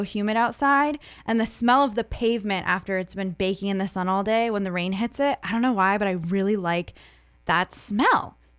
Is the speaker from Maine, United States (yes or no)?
yes; Scarborough, Maine, United States; I grew up in Scarborough all around the marsh and I still can't handle it.